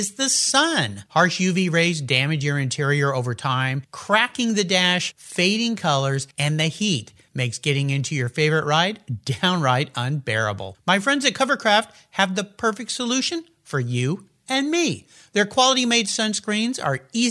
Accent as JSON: {"language": "English", "town": "La Jolla", "region": "California", "country": "United States", "tie": "born or raised there", "said": "I grew up in La Jolla"}